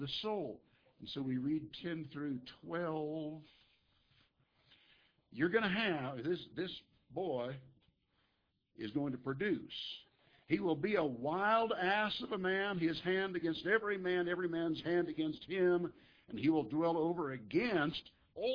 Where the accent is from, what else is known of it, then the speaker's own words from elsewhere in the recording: Nebraska, United States; moved away; I grew up in Nebraska.